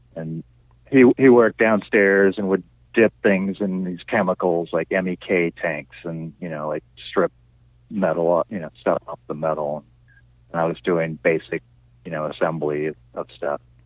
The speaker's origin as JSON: {"language": "English", "town": "Sierra Madre", "region": "California", "country": "United States", "tie": "born or raised there", "also_born_or_lived": "Torrance, California / Manhattan Beach, California"}